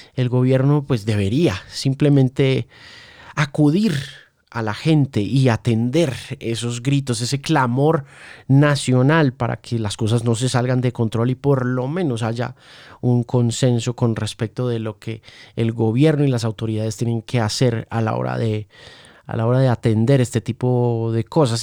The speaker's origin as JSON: {"language": "Spanish", "country": "Colombia", "said": "todos los colombianos"}